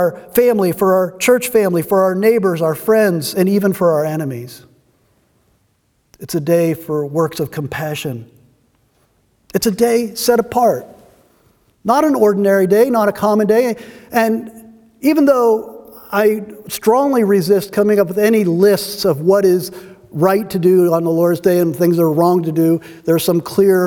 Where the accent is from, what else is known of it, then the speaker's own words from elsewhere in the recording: United States; our lives as American Christians